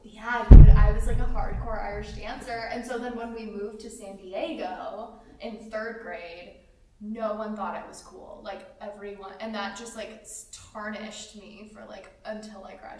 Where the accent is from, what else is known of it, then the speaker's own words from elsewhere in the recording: Russia; moved away; I'm just like this little Russian girl speaking English